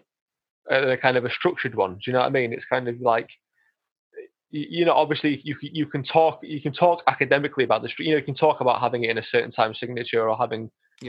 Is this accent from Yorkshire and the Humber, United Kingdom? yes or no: yes; Yorkshire and the Humber, United Kingdom; I am from Yorkshire